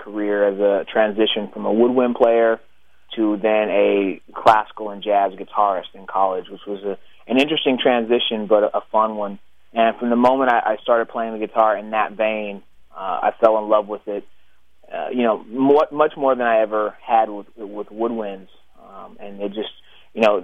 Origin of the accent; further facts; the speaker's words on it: Pittsburgh, California, United States; also born or lived in Oklahoma City, Oklahoma; we moved back out to Pittsburgh when I was about 9